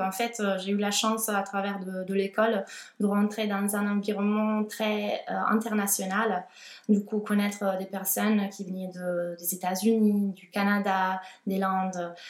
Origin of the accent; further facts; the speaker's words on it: Italy; French is a second language; moved away as an adult; also born or lived in Milan, Italy; now in Toulouse, France; je suis italienne